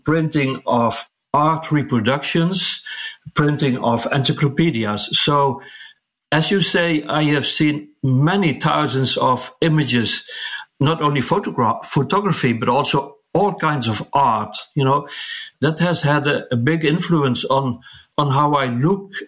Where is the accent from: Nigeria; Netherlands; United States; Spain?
Netherlands; southern part of the Netherlands, southern Netherlands; I could start working at a large printing company here in my hometown